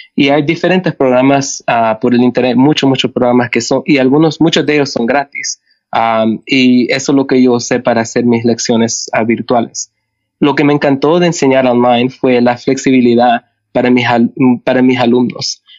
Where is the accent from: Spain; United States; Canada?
Canada; also born or lived in El Salvador; Yo nací en El Salvador y llegué a Canadá con, cuando tenía seis años con mi familia. Entonces crecí como canadiense.